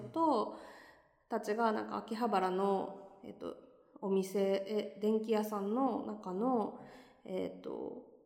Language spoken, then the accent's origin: Japanese; Tokyo, Japan; moved away as an adult; now in Nagoya, Japan; 東京の下町出身です。